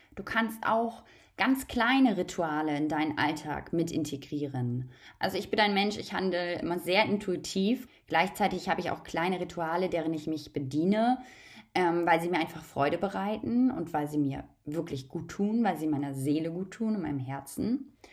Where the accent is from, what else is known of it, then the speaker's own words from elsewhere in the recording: Germany; Ich bin in Deutschland aufgewachsen.